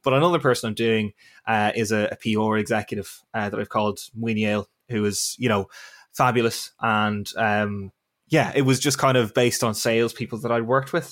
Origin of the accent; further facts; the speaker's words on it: Navan, Leinster, Ireland; moved away as an adult; also born or lived in Northern Ireland; I am from Navan in County Meath.